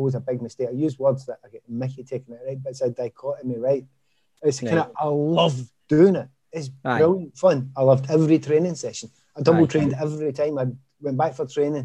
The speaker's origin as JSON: {"language": "English", "town": "Glasgow", "region": "Scotland", "country": "United Kingdom", "said": "from Easterhouse"}